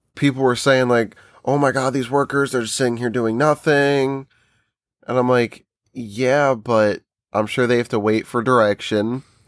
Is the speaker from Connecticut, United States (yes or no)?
no; New Jersey, United States; we're from New Jersey